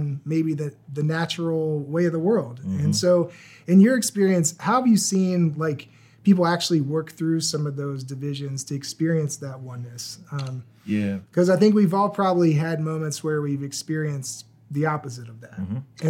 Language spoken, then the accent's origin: English; Virginia, United States; I grew up in Virginia